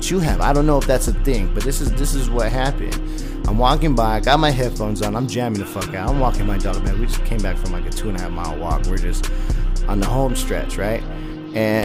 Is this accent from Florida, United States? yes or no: no; San Diego, California, United States; moved away; also born or lived in Los Lunas, New Mexico; I come from San Diego, California